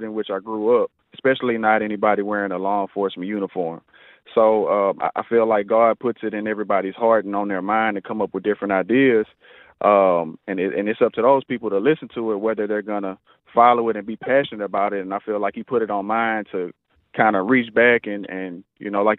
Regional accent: Houston, Texas, United States; also born or lived in Iowa; I grew up in Studio Wood over there off of 33rd. Went all the way through high school

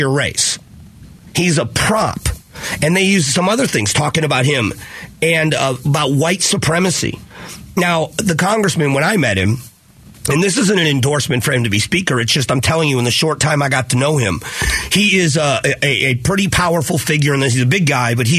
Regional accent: Southwest Florida, United States; moved away; the district where I grew up in Southwest Florida

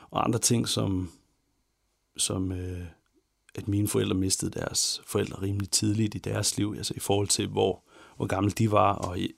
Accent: Ikast, Central Denmark Region, Denmark; also born or lived in Herning; Jeg kommer fra IKAST i Midtjylland.

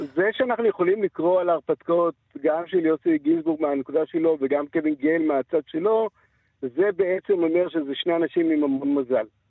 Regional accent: Israel; בתור ישראלים

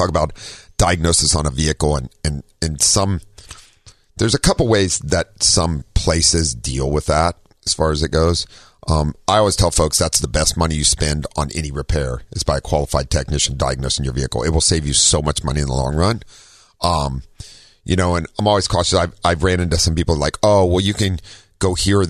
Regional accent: Ohio, United States; moved away; also born or lived in California; I'm from Ohio

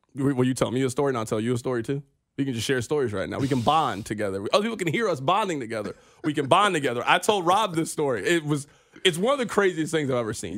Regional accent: Kansas City, United States; we are from Kansas City

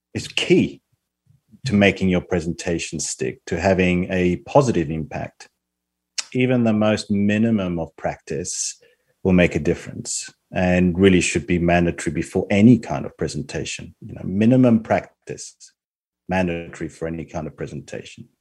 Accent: Spain; moved away as an adult; also born or lived in Australia; now in United Kingdom; I'm currently living in the UK, although I've spent most of my life in Australia, um, despite growing up in Spain for my first 17 years.

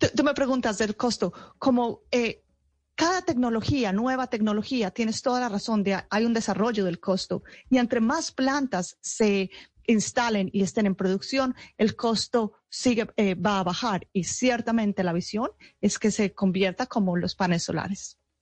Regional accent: Paisa region, Antioquia, Colombia; moved away; hace muchos años ya salí de Colombia, pero toda mi familia está en Colombia y soy muy orgullosa de ser paisa

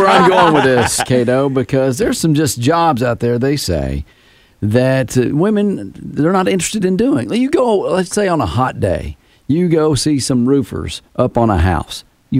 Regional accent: the South, United States; growing up in the South, I was in the country, too.

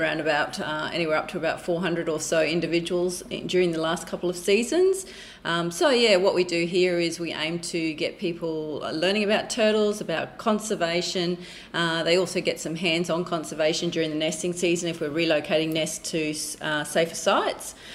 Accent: Bundaberg, Queensland, Australia; I grew up in Bundaberg

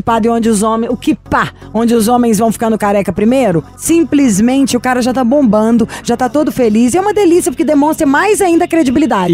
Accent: Belo Horizonte, Minas Gerais, Brazil; Sou de Belo Horizonte.

